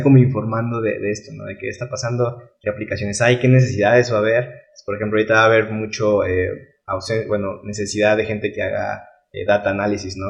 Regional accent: Mexico

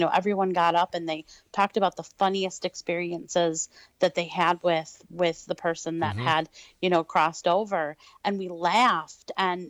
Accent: Detroit, Michigan, United States; Oh, I am from, like you said, the Detroit, Michigan area. Yep. I actually was born and raised in Detroit

